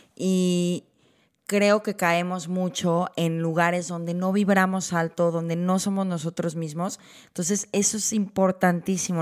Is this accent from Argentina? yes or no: no; Guadalajara, Jalisco, Mexico; moved away as an adult; now in Vancouver, Canada; yo crecí en Guadalajara